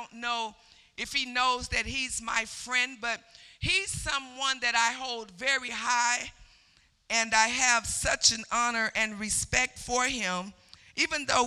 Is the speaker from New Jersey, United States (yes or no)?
no; Chicago, Illinois, United States; born there; I was born in Chicago, but I was raised in the country. So, no, in the country, you go out in the streets and you can make all the noise you want